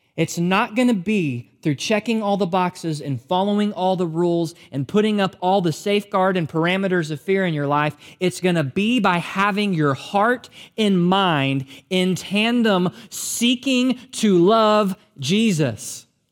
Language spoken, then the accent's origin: English; United States; as American believers